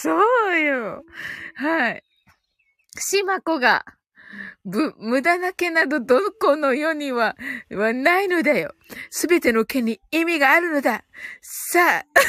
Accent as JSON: {"language": "Japanese", "region": "Kyushu", "country": "Japan", "said": "発音がね、九州人なんでね"}